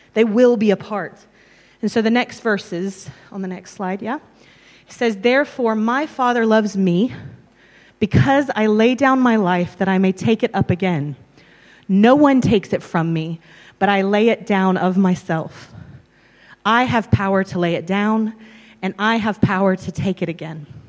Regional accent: or Texas, and Tennessee in the States, United States; moved away as an adult; also born or lived in London, United Kingdom; now in Abergavenny, United Kingdom; I'm originally from Tennessee, or Texas, and Tennessee in the States

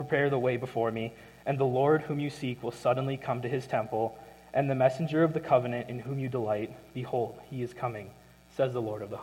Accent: Minnesota, United States; moved away as an adult; I'm from Minnesota.

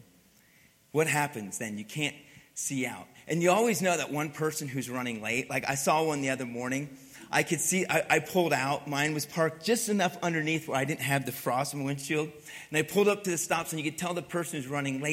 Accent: Pennsylvania, United States; I grew up in Pennsylvania, grew up in the cold and ice and snow.

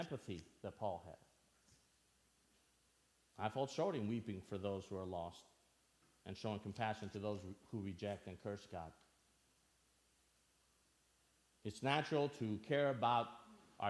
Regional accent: Albania; now in United States; I'm originally from Albania. For those of you that don't know me, I grew up in Albania and moved to the States in 1996

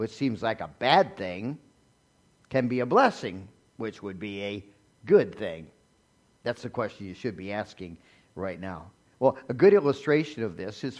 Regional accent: United States; us as American Christians

